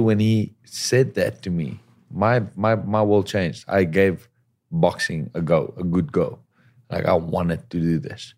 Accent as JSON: {"language": "English", "country": "South Africa", "moved": "as an adult", "lives_now": "Los Angeles, United States", "said": "as a South African, boxing was pretty big back home"}